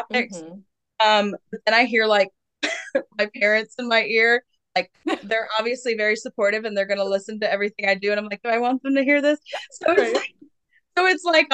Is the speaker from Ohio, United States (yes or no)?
no; Richmond, Virginia, United States; moved away as an adult; Moved back to Richmond. That's my hometown 2 years ago